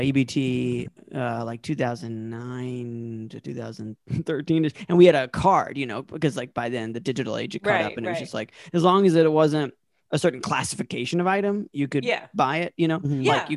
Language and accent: English; North Carolina, United States; I'm from North Carolina.